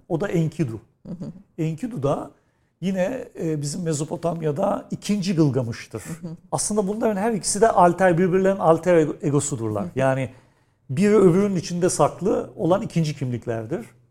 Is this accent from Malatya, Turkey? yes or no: no; Istanbul, Turkey; Özellikle doğduğum yer Kadirga, büyüdüğüm yer Nişancı.